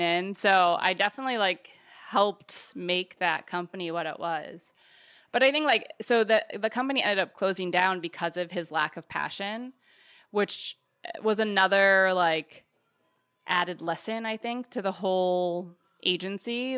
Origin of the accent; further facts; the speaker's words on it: California, United States; I'm from California